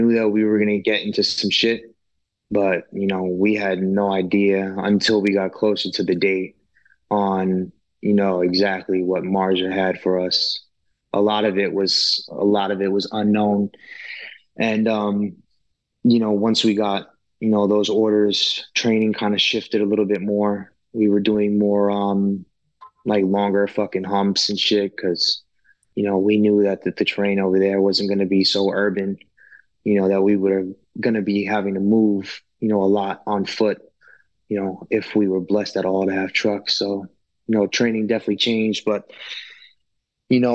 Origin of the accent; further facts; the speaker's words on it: New York City, New York, United States; Originally Brooklyn, New York